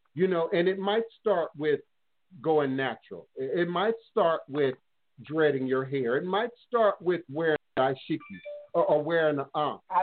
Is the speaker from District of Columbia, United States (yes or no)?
yes; Washington, District of Columbia, United States; I grew up in D.C. 70s